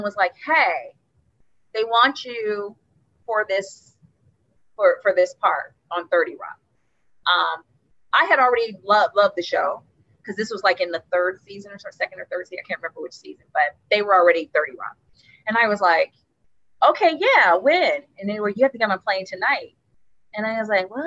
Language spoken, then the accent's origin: English; Cincinnati, Ohio, United States; I'm from Cincinnati